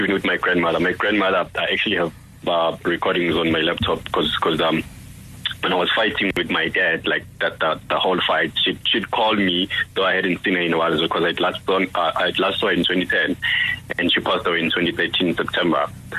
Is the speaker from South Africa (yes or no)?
yes; Durban, KwaZulu-Natal, South Africa; now in Johannesburg, South Africa; because I moved province, like initially I'm from Durban, but now I'm in Joburg.